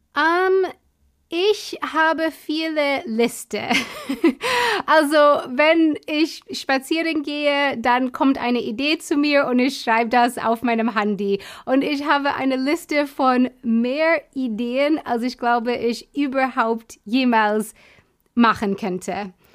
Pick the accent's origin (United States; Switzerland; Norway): United States; German is a second language; now in Munich, Germany; Ich komme nicht aus Deutschland, sondern aus den USA.